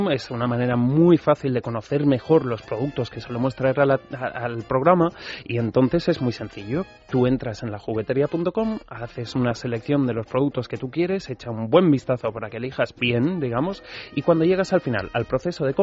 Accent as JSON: {"language": "Spanish", "region": "Basque Country", "country": "Spain", "said": "yo como buen vasco"}